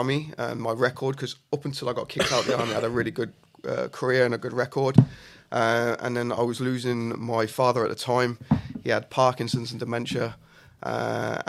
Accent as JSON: {"language": "English", "town": "Coventry", "region": "West Midlands", "country": "United Kingdom", "moved": "as an adult", "lives_now": "Birmingham, United Kingdom", "said": "I'm from Coventry originally, and then moved to Birmingham 5 years ago."}